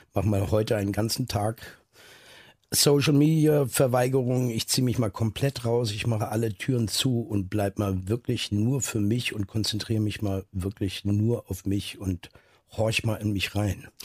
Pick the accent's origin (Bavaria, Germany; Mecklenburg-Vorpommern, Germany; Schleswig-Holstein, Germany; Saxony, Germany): Schleswig-Holstein, Germany; Neustadt in Holstein; also born or lived in Eutin; viele Leute denken immer, ich komme aus Eutin, da bin, bin ich aber nur geboren. Da wurde ich geboren und lag dann nur zwei Stunden im Kreissaal danach bin ich aufgewachsen in Neustadt in Holstein